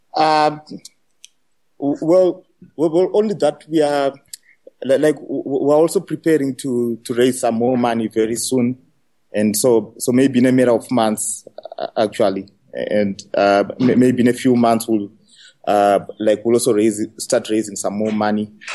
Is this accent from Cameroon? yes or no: no; Zimbabwe; I'm from Africa and from Zimbabwe.